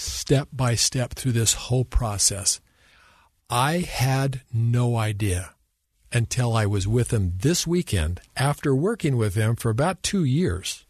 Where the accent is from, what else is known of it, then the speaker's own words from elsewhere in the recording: Provo, Utah, United States; growing up in Provo, I went to every game